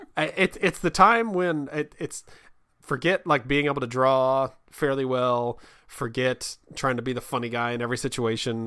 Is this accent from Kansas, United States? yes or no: yes; Kansas, United States; now in Virginia, United States; I'm from Kansas